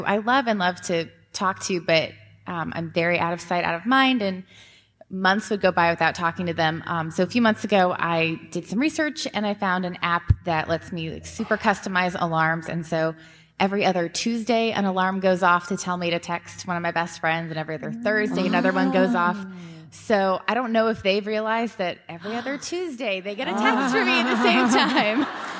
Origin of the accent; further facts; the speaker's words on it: Seattle, Washington, United States; I'm also from Seattle. And my husband and I moved here about 2 years ago from Colorado.